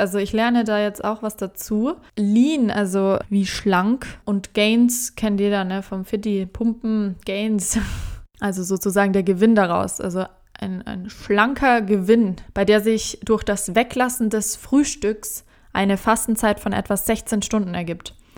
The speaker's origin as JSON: {"language": "German", "country": "Germany", "said": "als Deutsche"}